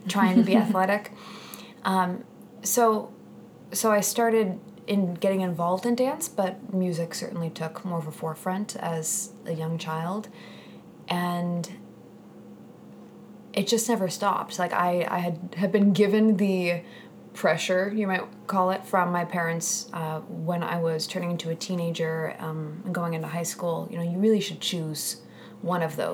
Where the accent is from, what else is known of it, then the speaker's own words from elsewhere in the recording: Wenatchee, Washington, United States; now in New York City, United States; I grew up in Washington State